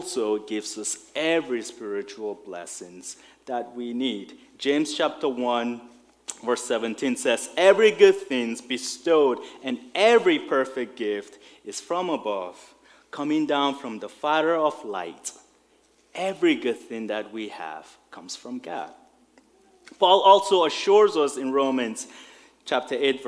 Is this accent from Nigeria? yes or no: yes; Nigeria; moved away; I remember growing up in Nigeria in school.